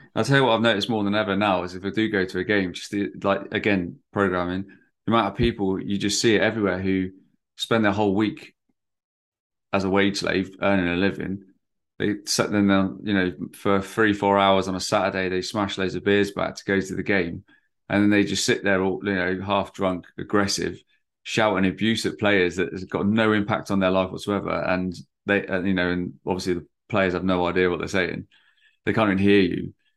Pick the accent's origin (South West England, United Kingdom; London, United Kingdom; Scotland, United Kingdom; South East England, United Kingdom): South West England, United Kingdom; Bournemouth; I'm from Bournemouth, which is, like, right on the south coast